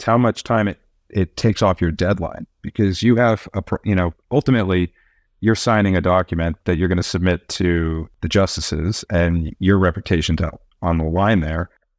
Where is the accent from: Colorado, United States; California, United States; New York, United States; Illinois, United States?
California, United States; My mom was a trial lawyer in Santa Clara for 40 years. My dad was a technologist, and so I grew up in the Bay Area, in the heart of it